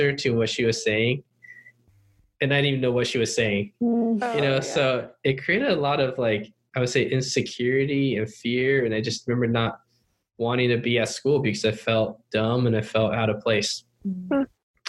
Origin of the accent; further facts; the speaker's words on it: Cupertino, California, United States; English is a second language; also born or lived in Upland, California / Taiwan / Hong Kong / China; we moved to California to, I think, Cupertino, California, which is the home of Apple and all that stuff. And moved there in 1995 or 96